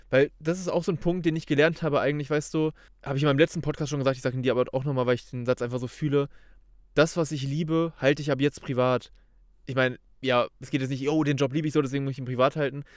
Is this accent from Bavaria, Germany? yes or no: no; Kassel area, Hesse, Germany; moved away; ich komme ursprünglich aus Kassel, so ungefähr